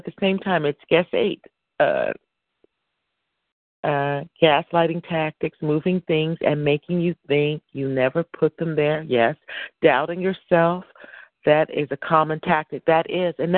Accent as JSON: {"language": "English", "country": "United States", "said": "I am an American."}